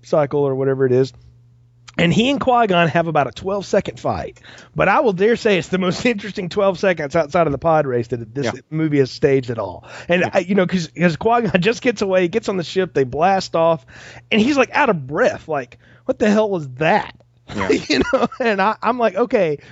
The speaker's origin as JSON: {"language": "English", "area": "the South, not far from Talladega", "region": "Alabama", "country": "United States", "tie": "born or raised there", "said": "I grew up not far from Talladega"}